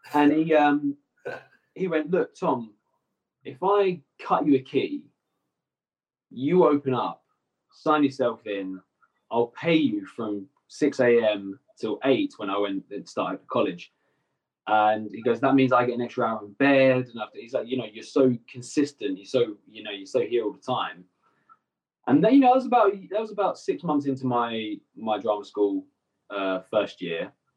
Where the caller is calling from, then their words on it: Essex, East of England, United Kingdom; So I'm calling in from my home in Essex. Uh, it's just outside London. Um, so yeah, this is where I'm based. I'm based in Essex